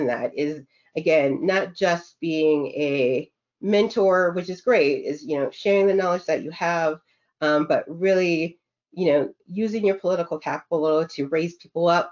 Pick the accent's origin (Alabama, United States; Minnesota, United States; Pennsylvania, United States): Minnesota, United States; I grew up in Minnesota